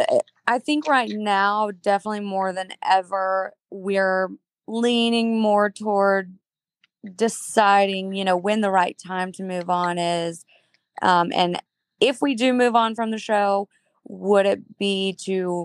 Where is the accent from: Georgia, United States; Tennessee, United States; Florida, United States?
Tennessee, United States; Chattanooga; I am born and raised in Chattanooga, Tennessee